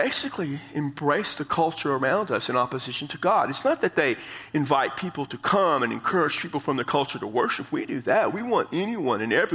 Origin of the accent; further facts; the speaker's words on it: San Antonio, Texas, United States; I come from San Antonio